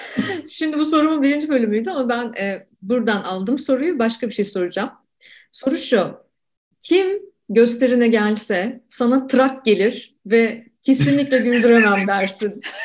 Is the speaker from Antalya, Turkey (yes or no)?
no; Ankara, Turkey; ben Ankara'daki ilk gençliğimde çocukluğumda e, Ankara'da yaşarken